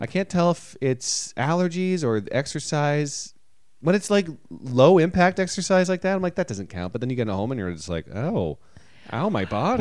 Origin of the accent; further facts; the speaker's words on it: Toronto, Ontario, Canada; moved away as an adult; now in United States; if I was in Toronto, at least I have the comfort of being in my home country, my hometown